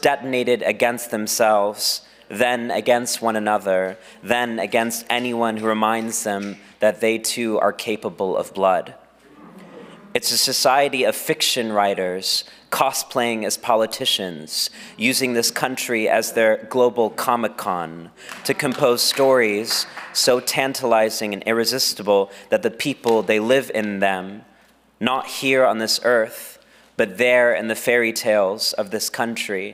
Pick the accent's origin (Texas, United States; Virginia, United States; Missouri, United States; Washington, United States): Texas, United States; my home state of Texas